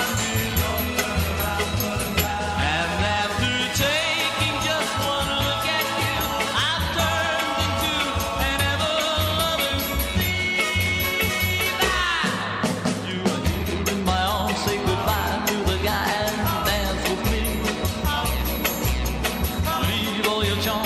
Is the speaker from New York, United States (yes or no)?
no; Bridgeport, Connecticut, United States; moved away; From my hometown, Bridgeport, Connecticut, many, many years ago. I lived there.